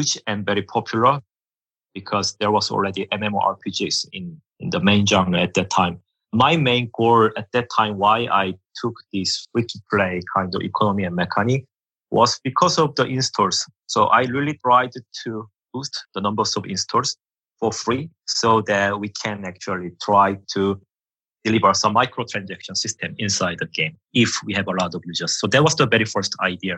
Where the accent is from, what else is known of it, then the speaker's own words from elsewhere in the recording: South Korea; English is a second language; moved away as an adult; also born or lived in United Kingdom; now in Finland; I came from Korea.